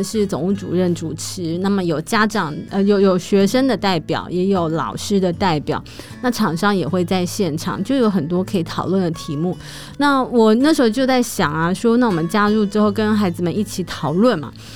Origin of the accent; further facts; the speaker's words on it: Taipei, Taiwan; 我这种在台北长大的人